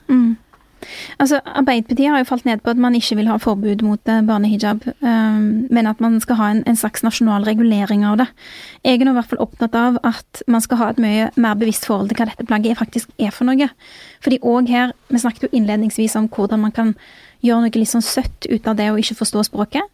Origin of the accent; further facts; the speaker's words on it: Bjørheimsbygd, Rogaland, Norway; jeg vokste opp i Bjørheimsbygd